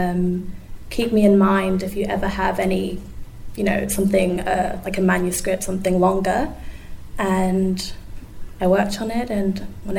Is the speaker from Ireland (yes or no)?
no; Zimbabwe; also born or lived in Melbourne, Australia; now in Australia; reflecting back on my experiences in Zimbabwe, like I learned Shona growing up. We used to sing the national anthem in Shona almost every day at school